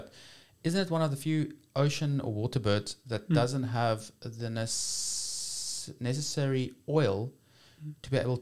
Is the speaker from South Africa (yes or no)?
yes; South Africa; as a South African, as an African